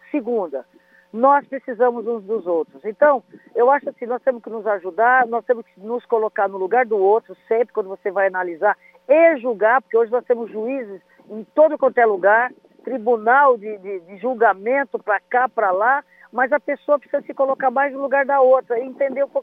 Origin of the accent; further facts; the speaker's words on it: Potirendaba, São Paulo, Brazil; born there; Outro dia eu postei a foto da, da casinha aonde eu nasci, que está assim, tá em ruínas, né? Lá em Potirendaba.